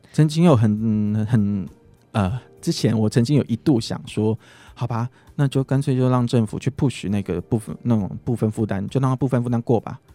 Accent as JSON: {"language": "Chinese", "region": "southern Taiwan", "country": "Taiwan", "tie": "born or raised there", "also_born_or_lived": "Taipei", "moved": "yes", "said": "因为我是长，南部家庭长大的"}